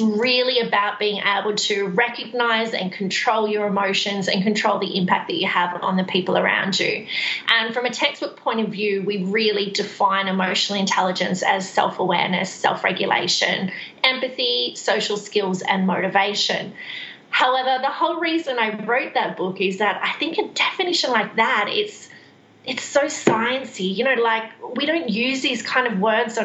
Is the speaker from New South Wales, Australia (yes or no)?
yes; Central Coast, New South Wales, Australia; moved away as an adult; also born or lived in Queensland / Sydney; now in Perth, Australia; I'm actually originally from New South Wales. Just north of Sydney. So Central Coast is where I spend most of my life